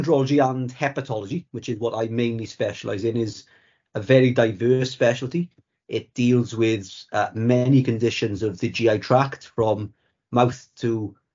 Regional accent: Merthyr Tydfil, Wales, United Kingdom; I come from Merthyr Tydfil in South Wales. I've lived in Merthyr all my life and still live there now

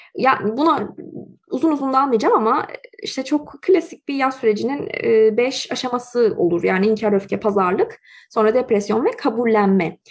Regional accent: Turkey; now in Canada; eğer benim evim Türkiye idiyse ben neden Kanada'dayım

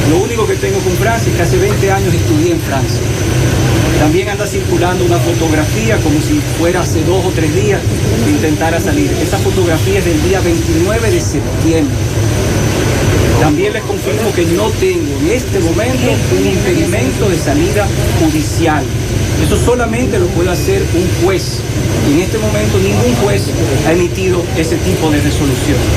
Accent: Dominican Republic; yo nací en la República Dominicana, vivo en la República Dominicana y no pienso ir a ningún otro lugar.

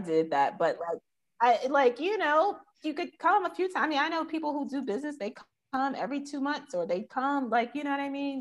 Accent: New York, United States; moved away as an adult; now in Ghana; I'm from New York and I work with these big brands

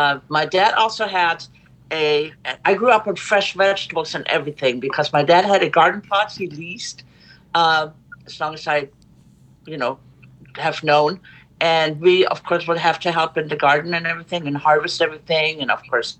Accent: Germany; English is a second language; moved away as an adult; also born or lived in Oregon; now in United States; I was born and raised in Germany on an island in the North Sea

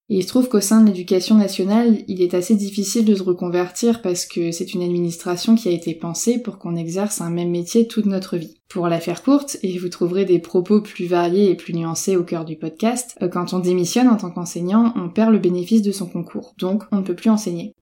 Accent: Brittany, France; je suis bretonne

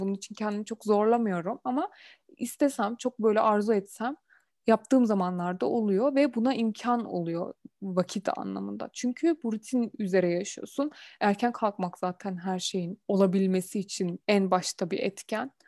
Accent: Turkey; also born or lived in Germany

